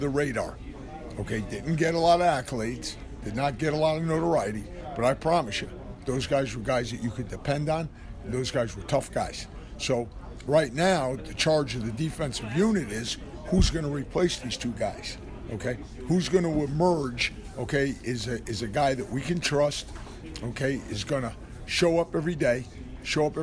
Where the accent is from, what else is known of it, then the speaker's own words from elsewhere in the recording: Cheshire, Connecticut, United States; I grew up in Connecticut, Cheshire, Connecticut.